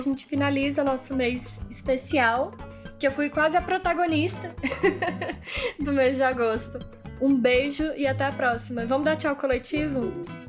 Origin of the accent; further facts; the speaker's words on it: Brasília, Federal District, Brazil; now in Petrolina, Brazil; eu nasci em Brasília, sou de Brasília, mas também é, moro em Petrolina há muito tempo